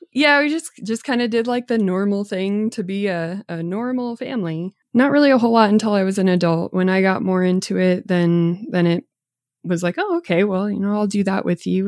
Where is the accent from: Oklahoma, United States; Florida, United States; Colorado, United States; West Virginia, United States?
Colorado, United States; Boulder County; But growing up in Boulder County